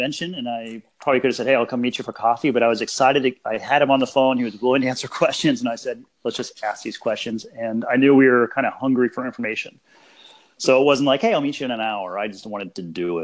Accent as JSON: {"language": "English", "town": "Denver", "region": "Colorado", "country": "United States", "tie": "born or raised there", "said": "I grew up in Colorado."}